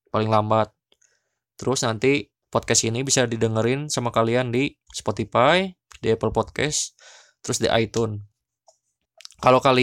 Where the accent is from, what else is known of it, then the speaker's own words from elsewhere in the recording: Bandung, West Java, Indonesia; karena saya orang Sunda kan ya, orang Bandung.